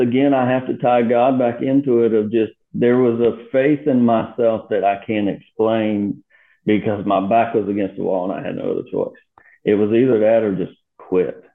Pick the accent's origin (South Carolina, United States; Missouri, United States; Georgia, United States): South Carolina, United States; Myrtle Beach; also born or lived in West Virginia; born and raised in Myrtle Beach